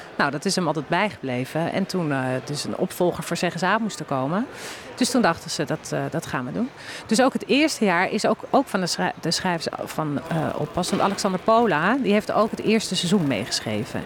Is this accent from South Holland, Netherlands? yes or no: no; Bunnik, Utrecht, Netherlands; ik kom uit Bunnik